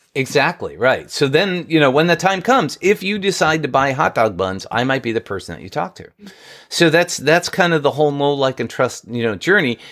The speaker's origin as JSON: {"language": "English", "region": "New York", "country": "United States", "tie": "born or raised there", "said": "I grew up in New York"}